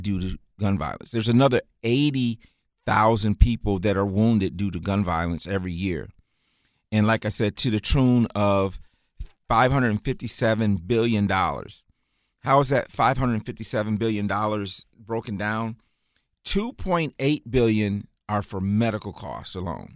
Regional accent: Muskegon, Michigan, United States; moved away as an adult; also born or lived in Jackson, Michigan; now in Charlotte, United States; Grew up in Michigan, grew up in Muskegon, Michigan, lived in Jackson, Michigan for a number of years since from the time I graduated

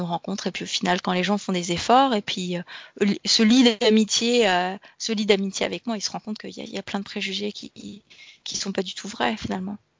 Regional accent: France; also born or lived in Denmark / England; now in Australia; je suis française

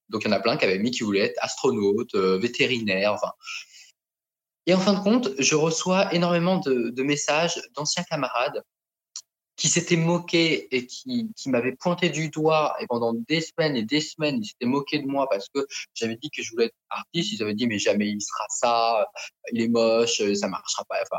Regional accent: France; also born or lived in Thailand; now in Paris, France; j'ai été adopté en France euh, quand j'étais petit. Euh, je suis arrivé donc dans ma famille d'adoption qui est en province

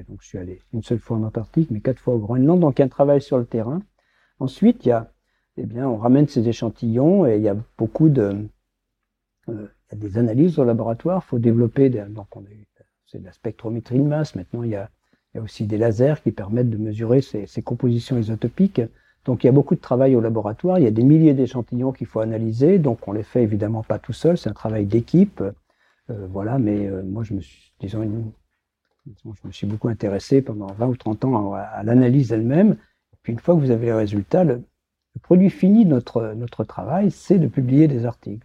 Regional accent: Brittany, France; moved away; also born or lived in Lyon / Saclay; je suis breton

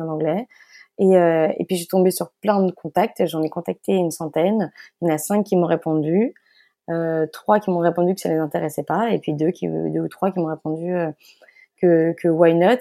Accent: Belgium; moved away; also born or lived in Paris; je suis belge et née en Belgique. Euh, donc, toute ma famille est belge. Euh, j'ai grandi euh, en Belgique

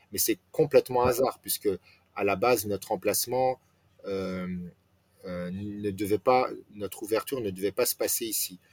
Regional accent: France; je suis né en France, j'ai grandi en France

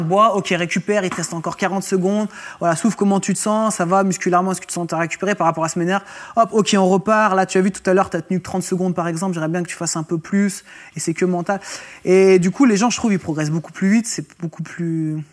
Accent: Roanne, Auvergne-Rhône-Alpes, France; j'étais originaire de Rouen et sur Rouen.

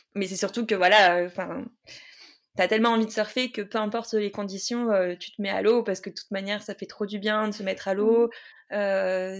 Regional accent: Saint-Pierre, Réunion; je suis née à La Réunion, à Saint-Pierre

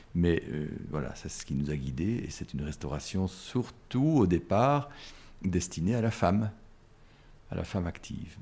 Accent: Brussels, Brussels-Capital Region, Belgium; bruxellois. J'ai toujours habité Bruxelles et, ou, les environs de Bruxelles

